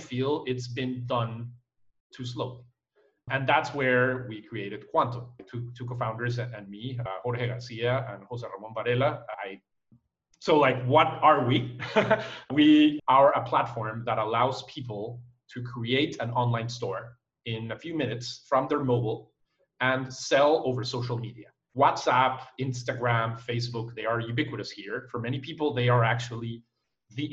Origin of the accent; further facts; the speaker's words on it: Panama; also born or lived in Costa Rica; I was born in Costa Rica, and I moved when I was a kid to Panama.